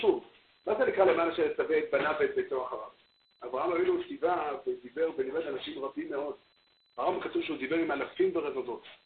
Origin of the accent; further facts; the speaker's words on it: Safed, Northern District, Israel; אני בתור ילד גדלתי בצפת